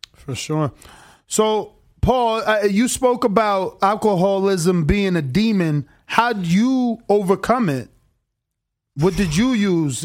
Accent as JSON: {"language": "English", "region": "New Jersey", "country": "United States", "moved": "yes", "lives_now": "Las Vegas, United States", "said": "I'm from the East Coast. I'm from, uh, originally from New Jersey"}